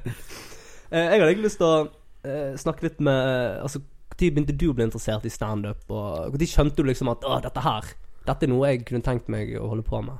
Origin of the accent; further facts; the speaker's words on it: Sotra, Vestland, Norway; also born or lived in Fyllingsdalen; jeg vokste opp på Sotra